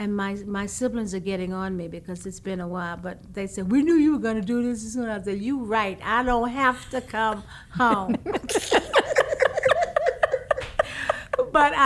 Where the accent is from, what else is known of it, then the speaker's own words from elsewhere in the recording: Houston, Texas, United States; I'm from Houston